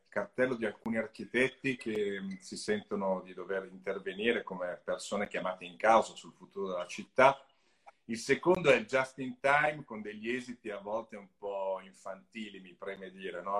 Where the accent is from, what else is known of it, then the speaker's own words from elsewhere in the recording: Italy; Io sono del Lago Maggiore